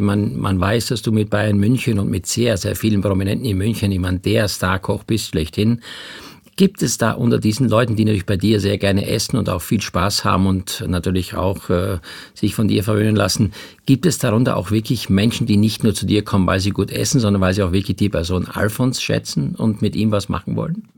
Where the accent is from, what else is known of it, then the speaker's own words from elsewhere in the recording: Styria, Austria; ich bin in der Steiermark groß geworden